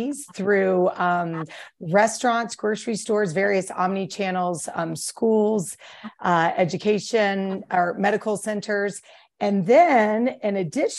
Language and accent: English; East Coast, United States; moved away as an adult; now in Jackson, United States; originally I'm from the East Coast